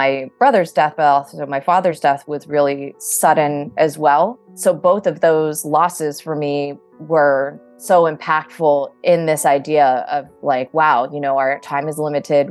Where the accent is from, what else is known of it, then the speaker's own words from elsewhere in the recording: Southern California, United States; I am originally from Southern California.